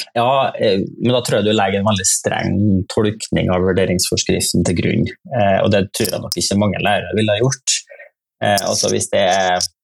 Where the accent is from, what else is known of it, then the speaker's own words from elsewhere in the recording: Nordmøre, Møre og Romsdal, Norway; now in Trøndelag, Norway; Jeg er fra, fra Nordmøre, jeg, da. jeg bor i Trøndelag